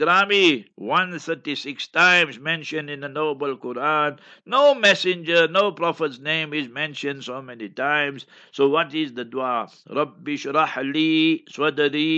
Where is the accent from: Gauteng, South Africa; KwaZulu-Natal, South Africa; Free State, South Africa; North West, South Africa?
Gauteng, South Africa; Heidelberg; moved away; Heidelberg, my hometown, my, you know, place where I was born and bred and schooled